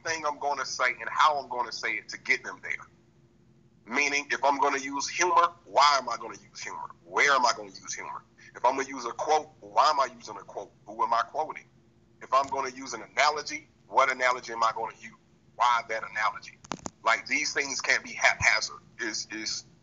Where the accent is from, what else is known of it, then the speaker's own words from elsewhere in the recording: the South, United States; now in Georgia, United States; I'm from the South